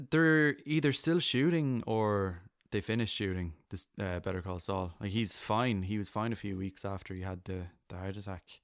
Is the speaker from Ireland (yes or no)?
yes; Ireland; I'm I'm Irish